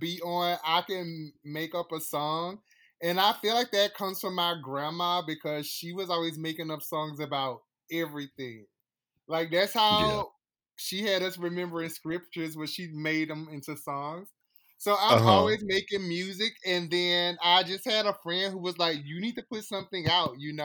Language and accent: English; Mobile, Alabama, United States; also born or lived in Sioux Falls, South Dakota; now in Chicago, United States; I'm from Mobile, Alabama originally, but I live in Chicago now